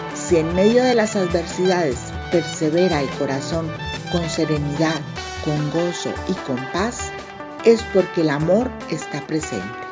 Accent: Mexico; autora mexicana

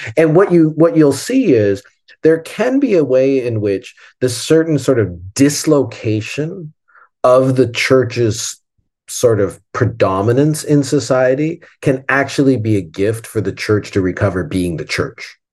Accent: Southern Ontario, Canada; when I grew up in Canada in the '70s, when I was a kid in the '70s, um, especially in Ontario, Southern Ontario

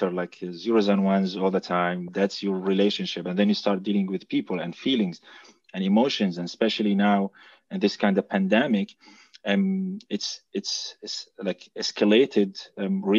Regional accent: Jordan; moved away as an adult; now in Germany; I'm originally from Jordan. I started as a software engineer in Jordan. And 4 years ago, I moved to Germany

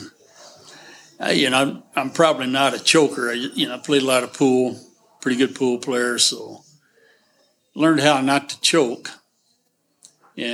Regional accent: Texas, United States; I'm from Texas. That's where the … comes from, and went to the University of Texas.

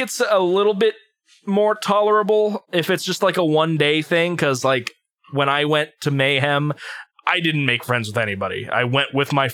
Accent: United States; We're American

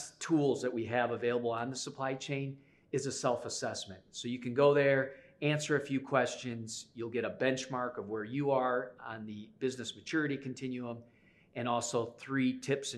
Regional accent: Chicago, Illinois, United States; I'm from Chicago

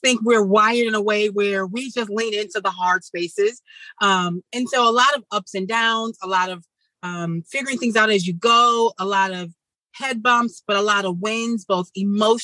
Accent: Midwest, United States; growing up in the Midwest in the city

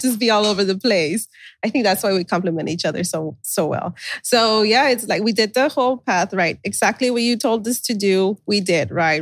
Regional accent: Brownsville, Texas, United States; also born or lived in California; We're from Brownsville, Texas.

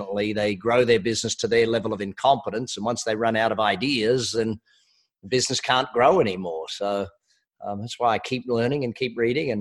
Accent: Australia; I am Australian

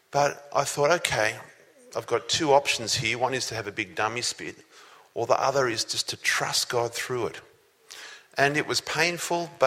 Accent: Sydney, New South Wales, Australia; also born or lived in Newcastle; when I was 12 years old. We lived in Sydney.

